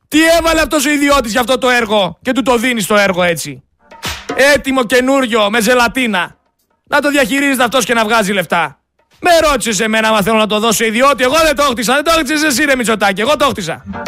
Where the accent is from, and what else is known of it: Greece